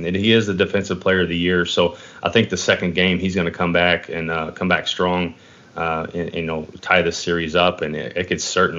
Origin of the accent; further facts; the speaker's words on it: Kentucky, United States; I am from Kentucky.